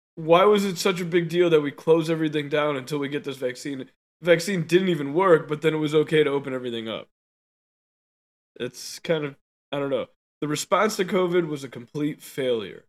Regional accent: United States; we're American

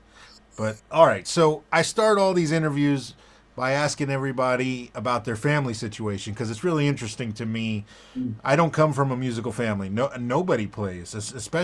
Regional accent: South Florida, United States; obviously I'm not from Jacksonville. I'm from South Florida

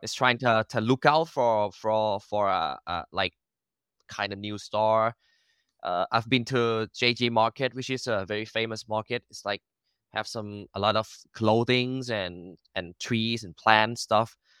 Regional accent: Bangkok, Thailand; first language Thai; English is a second language; I was born and raised in Bangkok

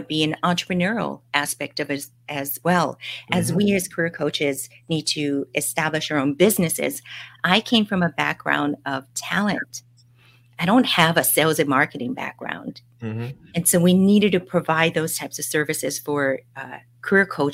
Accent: Hawaii, United States; moved away as an adult; also born or lived in Nashville, Tennessee / Miami / California; now in Bay Area, United States; I'm a local girl in Hawaii. I grew up in Hawaii and left to go to school in Nashville, Tennessee

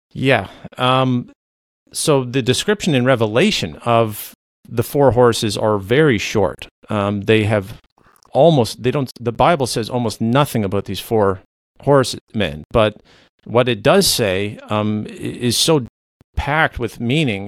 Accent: Canada; first language Low German; English is a second language; I am a Canadian independent researcher and author

